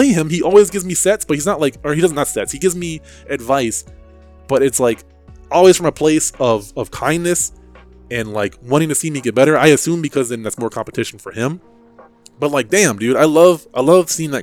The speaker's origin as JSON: {"language": "English", "region": "New Jersey", "country": "United States", "tie": "born or raised there", "said": "I grew up in New Jersey"}